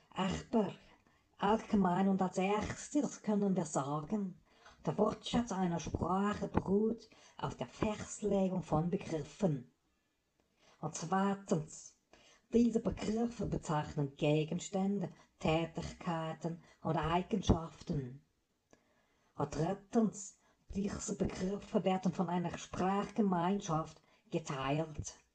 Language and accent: German; Switzerland; Wie Sie hören, ich komme ursprünglich aus der Schweiz und äh, sprechen wir an den Grenzen.